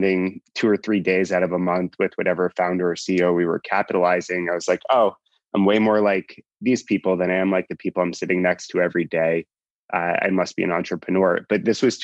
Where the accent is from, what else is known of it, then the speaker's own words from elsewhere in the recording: New York, United States; So I grew up in New York.